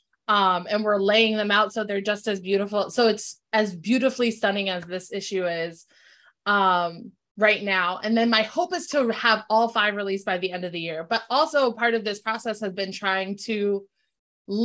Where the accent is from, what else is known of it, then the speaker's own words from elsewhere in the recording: Bristol, Connecticut, United States; also born or lived in New Britain, Connecticut; I grew up in Bristol, Connecticut with, I'm the child of an interracial marriage